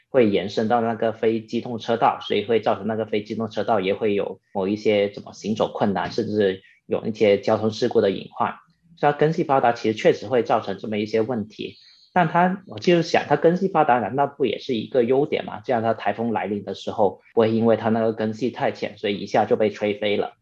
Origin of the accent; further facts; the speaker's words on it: Guangdong, China; 然后小时候在那个学校里面跟那些小伙伴玩，就其实很多时候都是在那片榕树下面玩耍。因为大家都知道，广东的那个地区在夏天的时候其实是热的不行